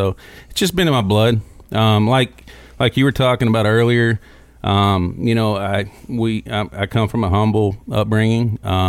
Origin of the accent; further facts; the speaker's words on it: Windy Hollow, Kentucky, United States; But no, I grew up in Windy Hollow. Windy Hollow Speedway was literally one house from me, from the age, 2.5 until I actually went in the military.